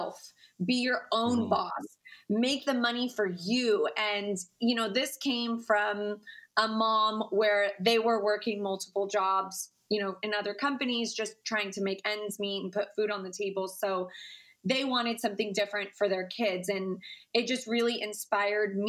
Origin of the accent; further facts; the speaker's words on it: Cypress, Texas, United States; I am from a middle-class home in Houston, Texas, actually Cypress, Texas